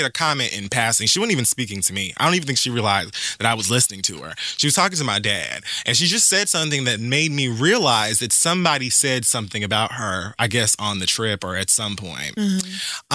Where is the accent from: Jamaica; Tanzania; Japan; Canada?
Jamaica; as a Jamaican